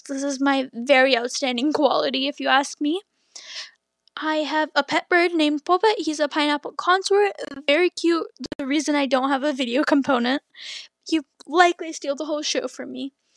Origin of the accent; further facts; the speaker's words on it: Toronto, Ontario, Canada; I'm from Canada, still here, born in Toronto, raised around the area.